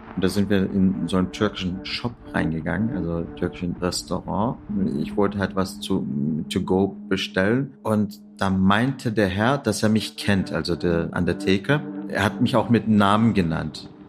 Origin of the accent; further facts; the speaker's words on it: Turkey; moved away as an adult; also born or lived in Kassel, Hesse, Germany; now in Berlin, Germany; Ich bin in Kassel in Hessen geboren, äh, bin aber dann in der Türkei zur Schule gegangen, zur Uni